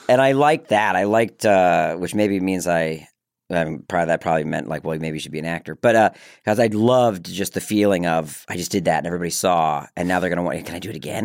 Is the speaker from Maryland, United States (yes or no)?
yes; Maryland, United States; accent: Southern; I grew up in Maryland